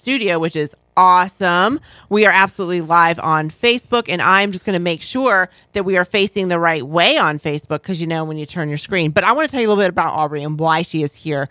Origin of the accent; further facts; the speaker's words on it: Hollywood, Florida, United States; I was born in Hollywood, Florida, down there in the same little area